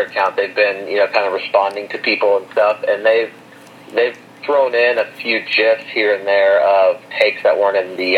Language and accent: English; Arkansas, United States; I grew up in Arkansas and went to the University of Arkansas